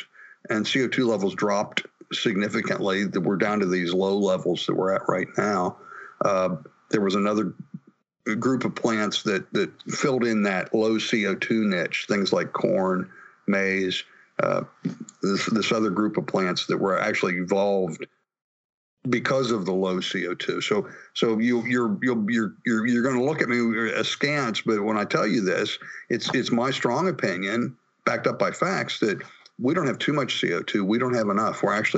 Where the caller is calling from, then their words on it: Pittsburgh, Pennsylvania, United States; I'm calling you from Pittsburgh, Pennsylvania this morning.